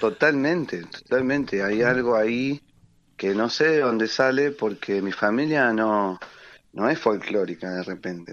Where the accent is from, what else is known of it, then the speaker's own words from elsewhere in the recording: Quilmes, Buenos Aires Province, Argentina; somos de acá, somos de Quilmes